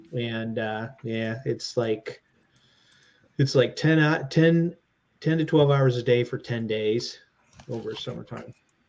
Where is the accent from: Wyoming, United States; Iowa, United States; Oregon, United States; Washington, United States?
Iowa, United States; that's the life of a kid growing up in Iowa.